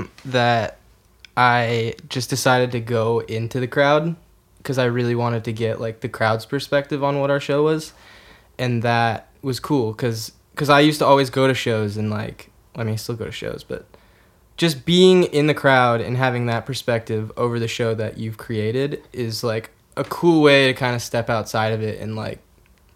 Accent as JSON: {"language": "English", "town": "Lafayette", "region": "California", "country": "United States", "tie": "born or raised there", "said": "We are from the Bay Area, East Bay Area. We all went to Akilani's High School"}